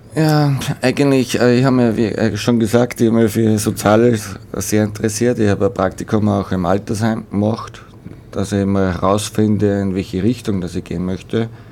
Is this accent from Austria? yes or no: yes; Schwertberg, Upper Austria, Austria; now in Weitersfelden, Austria; bin ein gebürtiger Schwertberger